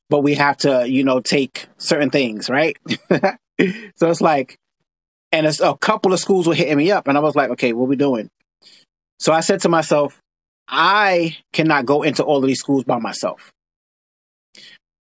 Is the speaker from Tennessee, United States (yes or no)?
no; New York City, New York, United States; I live here in New York. I grew up in Brooklyn in Coney Island